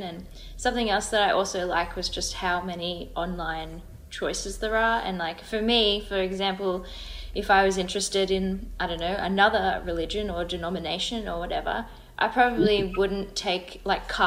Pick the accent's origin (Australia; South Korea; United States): Australia